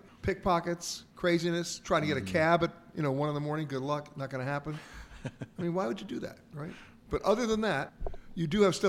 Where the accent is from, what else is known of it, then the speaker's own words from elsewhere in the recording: New York, United States; when I was growing up in New York, we lived on the 13th floor in an apartment.